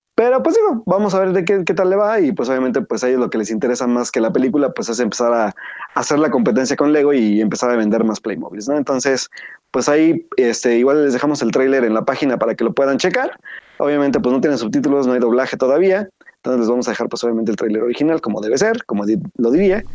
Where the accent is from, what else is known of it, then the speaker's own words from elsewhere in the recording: Pachuca, Hidalgo, Mexico; moved away; volver a mi terruño este fin de semana a la ciudad de Pachuca Hidalgo